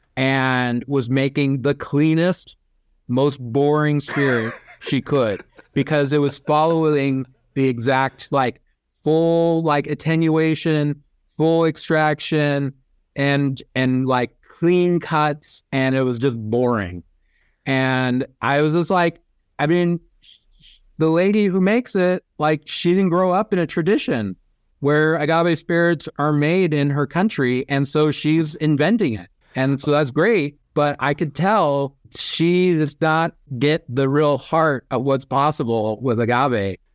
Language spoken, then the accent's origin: English; California, United States; growing up in California